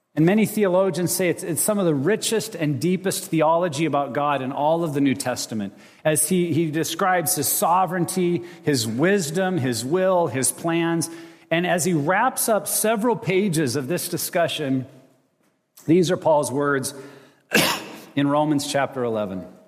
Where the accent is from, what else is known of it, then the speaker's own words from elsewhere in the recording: United States; also born or lived in Montana / Wyoming; I grew up in Montana and Wyoming